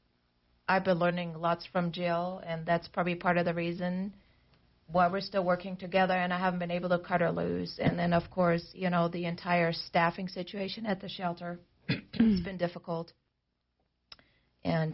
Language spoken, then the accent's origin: English; Germany; English is a second language; moved away as an adult; also born or lived in East Germany / West Germany; now in United States; I was then continued to be raised in West Germany.